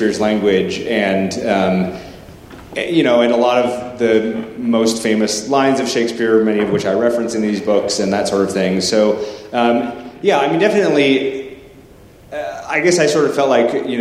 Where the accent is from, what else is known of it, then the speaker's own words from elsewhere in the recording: Portland, Oregon, United States; I'm from Portland, Oregon